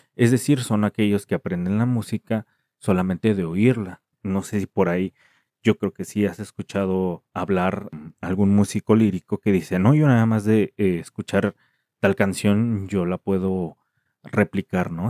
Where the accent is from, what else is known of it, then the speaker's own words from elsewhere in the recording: Mexico; en México, que es de donde soy